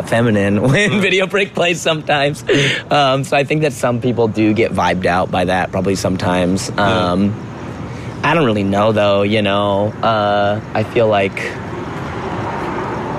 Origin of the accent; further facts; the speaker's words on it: Seattle area, Washington, United States; also born or lived in Shoreline; I grew up in a suburb just, like, an hour or about 30, 40 minutes north of Seattle. So I had a very strong, like, queer community in the city because I was, like, born and raised in Seattle proper. But then I was, like, 10. I moved up.